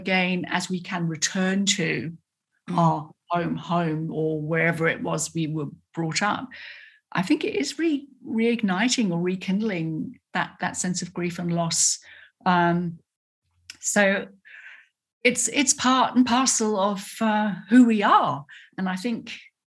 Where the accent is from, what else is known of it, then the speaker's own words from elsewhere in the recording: United Kingdom; accent: British; moved away as an adult; now in Australia; I've still got a British accent and I can perform the proper accent